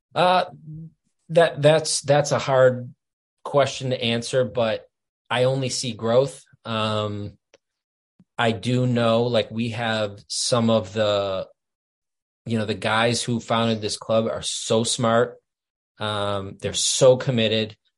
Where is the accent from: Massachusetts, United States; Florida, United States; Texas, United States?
Massachusetts, United States; Boston; moved away as an adult; now in Vermont, United States; I grew up in Boston